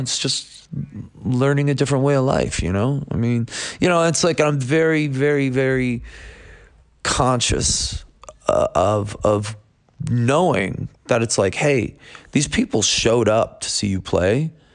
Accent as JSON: {"language": "English", "town": "Buffalo", "region": "New York", "country": "United States", "tie": "born or raised there", "said": "I'm from Buffalo, New York"}